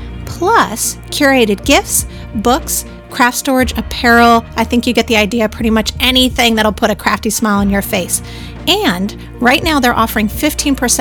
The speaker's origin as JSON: {"language": "English", "town": "Torrance", "region": "California", "country": "United States", "tie": "born or raised there", "said": "I grew up in Torrance"}